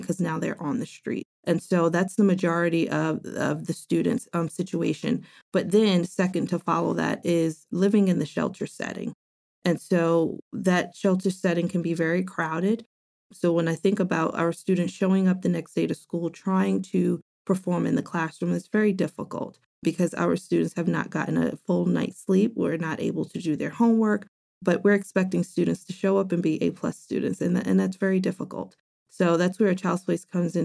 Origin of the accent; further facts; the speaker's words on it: New York City, New York, United States; I grew up in New York City, inner city, born and raised in the Bronx.